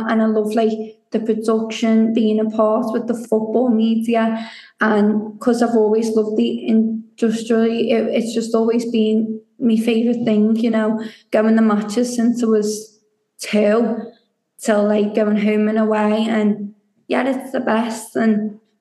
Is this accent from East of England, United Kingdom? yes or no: no; Liverpool, North West England, United Kingdom; also born or lived in Barcelona, Spain; I'm originally from Barcelona, but I moved to Liverpool when I was 5.